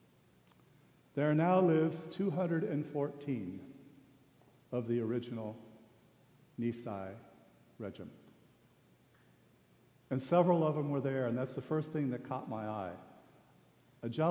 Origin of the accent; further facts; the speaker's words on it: Sendai, Miyagi, Japan; moved away; I was born in Sendai, Japan. My mother is Japanese.